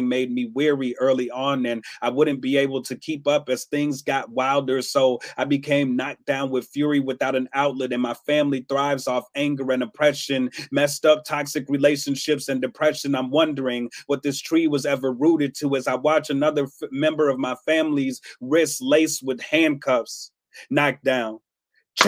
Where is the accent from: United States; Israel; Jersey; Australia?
United States; Chicago, Illinois; now in Madison, United States; I hail from Madison, Wisconsin, by way of Chicago, Illinois. I was born there. I live here